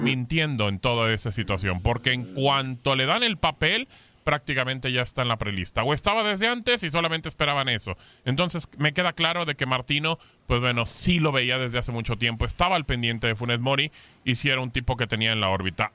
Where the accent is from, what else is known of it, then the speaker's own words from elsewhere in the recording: Mexico; Yo soy mexicano